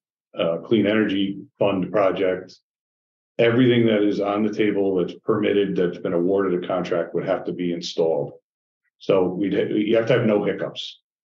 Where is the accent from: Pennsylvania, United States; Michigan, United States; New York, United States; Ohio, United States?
New York, United States; And that's what's got me concerned, too, as a New Yorker.